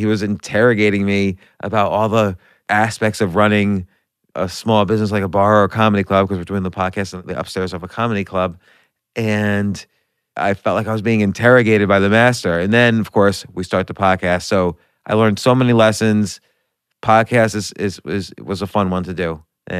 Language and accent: English; North Brunswick, New Jersey, United States; also born or lived in New York; I was born in New York, but grew up in New Jersey.